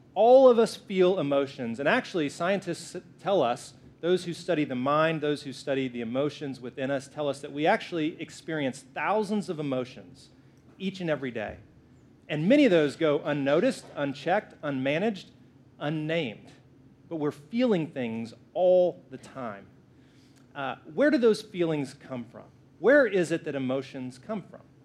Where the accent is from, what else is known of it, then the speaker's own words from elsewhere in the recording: the South, United States; I'm from the South, so I say it that way